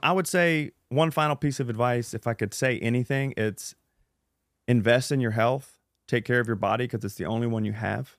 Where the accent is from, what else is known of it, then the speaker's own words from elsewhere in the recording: Louisiana, United States; I'm from Louisiana.